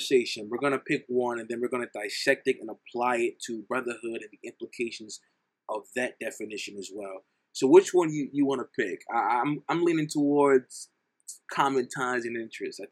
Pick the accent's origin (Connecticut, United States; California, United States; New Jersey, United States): New Jersey, United States; I'm from New Jersey